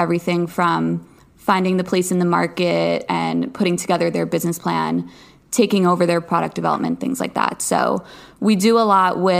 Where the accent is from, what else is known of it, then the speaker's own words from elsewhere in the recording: Long Island, New York, United States; also born or lived in Los Angeles; now in New York City, United States; I grew up on Long Island, but I live in New York City now